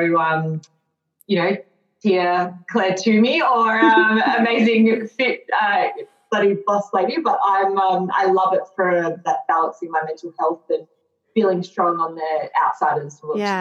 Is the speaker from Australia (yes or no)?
yes; Western Australia, Australia; I'm from Western Australia and actually live in the Pilbara region in a place called Dampier.